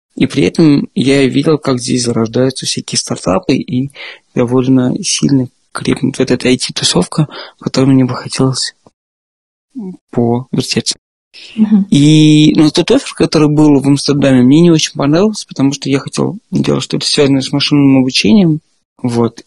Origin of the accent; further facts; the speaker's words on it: Moscow, Russia; moved away as an adult; now in Berlin, Germany; Я из Москвы. Я там родился и всю жизнь жил до этого